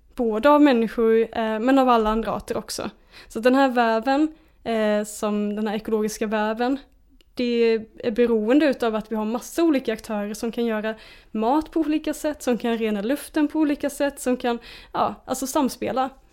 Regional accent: Småland, Sweden; jag växte upp i Småland med liksom naturen som mitt lekrum

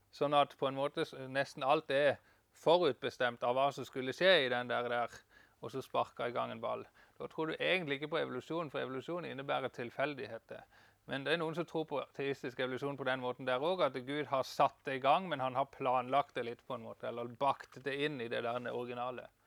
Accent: Farsund, Agder, Norway; also born or lived in Denmark / Kristiansand, Norway; now in Bryne, Norway; jeg er fra Farsund slash Danmark

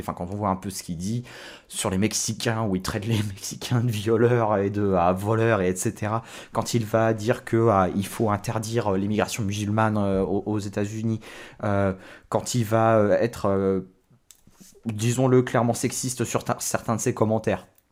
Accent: France; ce qu'on a en France

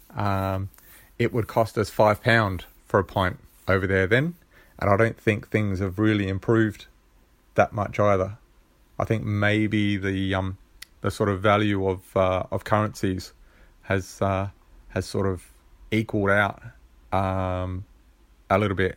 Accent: Australia; being an Aussie

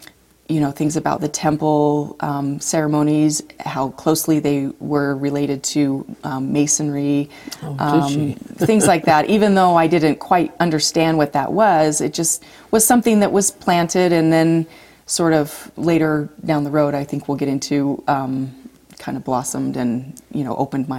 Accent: Magna, Utah, United States; We grew up in Magna, Utah.

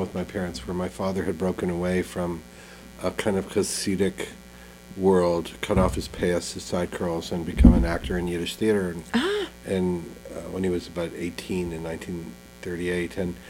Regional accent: Ottawa, Ontario, Canada; English is a second language; we moved to Ottawa, and I didn't speak English that well, because I kind of spoke a combination of French, called Joual, and Yiddish. Our street was an immigrant street, so I spoke French and Yiddish better than I spoke English

